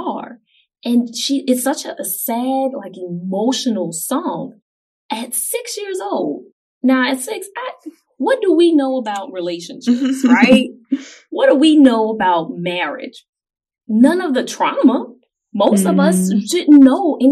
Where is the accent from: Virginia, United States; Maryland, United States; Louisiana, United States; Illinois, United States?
Louisiana, United States; New Orleans; growing up in New Orleans.